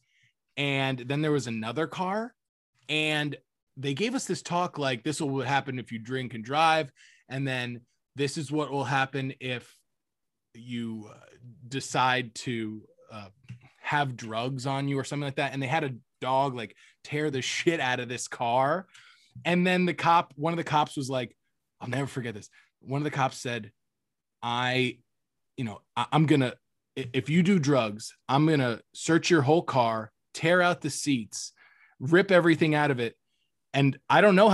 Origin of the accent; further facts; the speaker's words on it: Cape Coral, Florida, United States; my hometown in Cape Coral